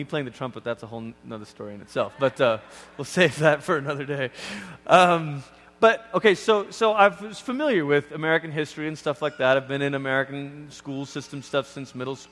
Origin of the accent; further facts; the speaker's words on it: Malaysia; also born or lived in Oregon, United States; now in United States; even as a kid growing up in Malaysia